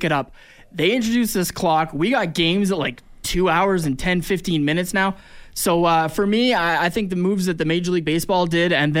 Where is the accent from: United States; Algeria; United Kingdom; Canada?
Canada; as a Canadian who likes basketball